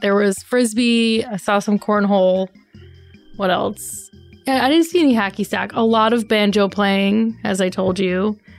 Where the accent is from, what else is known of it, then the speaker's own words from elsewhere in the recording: New York, United States; I know we're from New York